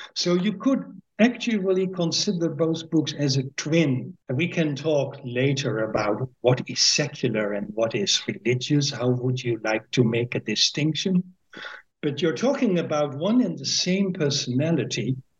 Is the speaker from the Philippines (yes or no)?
no; Winschoten, Groningen, Netherlands; first language Dutch; English is a second language; I am born at the 21st of May 1954 in a small town called Winschoten, which is in the province of Groningen.